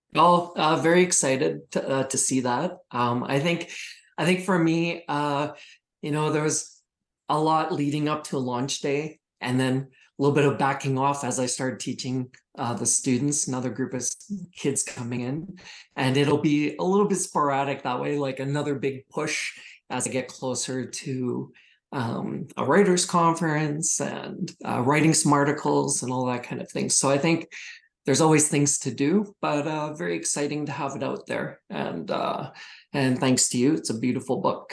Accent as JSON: {"language": "English", "region": "small town Saskatchewan", "country": "Canada", "tie": "born or raised there", "moved": "yes", "said": "I'm from small town Saskatchewan originally, 800 people in my hometown."}